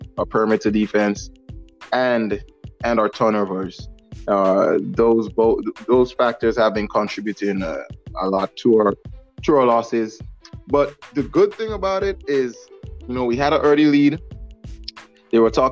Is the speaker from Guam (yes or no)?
yes; Guam; moved away; I was up home in Guam, my hometown